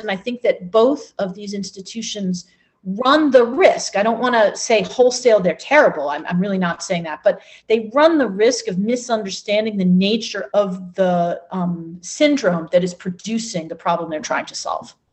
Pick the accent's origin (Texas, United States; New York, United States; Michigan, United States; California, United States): Michigan, United States; Ann Arbor; my hometown of Ann Arbor